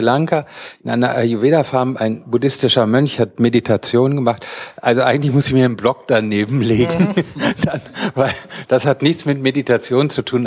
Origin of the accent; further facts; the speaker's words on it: North Rhine-Westphalia, Germany; ich bin Westfale